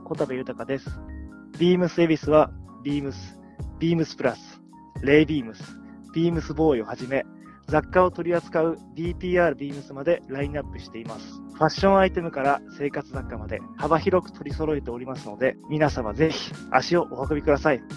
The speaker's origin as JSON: {"language": "Japanese", "town": "Miura", "region": "Kanagawa", "country": "Japan", "tie": "born or raised there", "also_born_or_lived": "France", "moved": "as an adult", "said": "僕はですねあの神奈川県の三浦という、はい、まあ、海の近くで育ったので"}